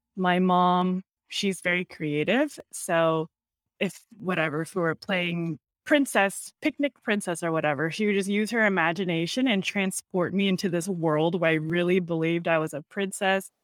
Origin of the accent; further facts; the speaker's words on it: Torrance, California, United States; I grew up in Torrance, California, which is a suburb just, like, thirty minutes outside of Los Angeles